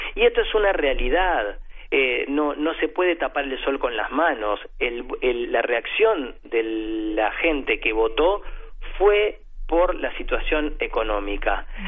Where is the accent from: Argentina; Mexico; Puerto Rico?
Argentina